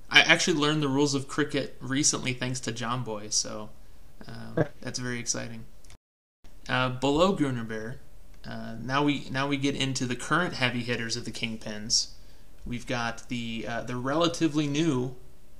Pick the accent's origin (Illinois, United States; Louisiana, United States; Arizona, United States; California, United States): Illinois, United States; Chicago; I grew up in the Chicagoland area, a big Cubs fan.